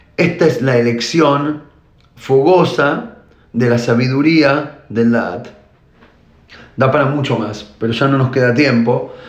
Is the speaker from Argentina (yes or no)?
yes; Argentina; now in Israel; yo nací en Argentina y ahora vivo en Israel